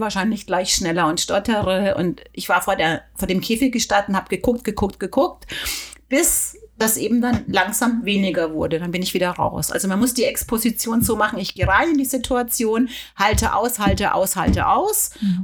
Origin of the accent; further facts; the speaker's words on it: Germany; hier bei uns in Deutschland